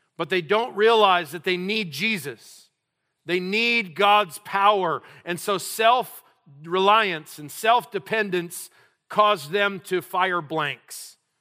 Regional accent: New Mexico, United States; also born or lived in South Dakota / North Dakota; now in California, United States; I was born in a place called South Dakota. You, you may not know that about me, uh, 'cause I'm, I hail from New Mexico. That's my roots

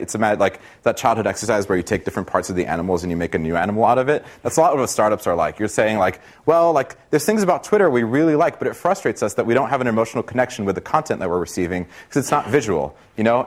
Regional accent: Brazil; now in United States; I'm from Brazil originally

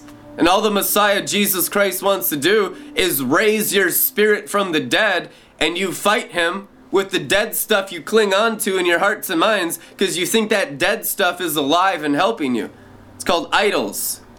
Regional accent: Seattle, Washington, United States; also born or lived in California / Montana / Minnesota; growing up in Seattle, Washington, growing up in California, growing up in Montana, and growing up in Minnesota, the main places where I grew up

